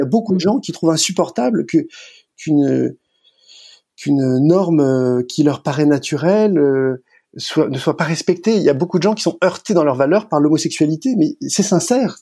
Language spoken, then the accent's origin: French; France; je suis français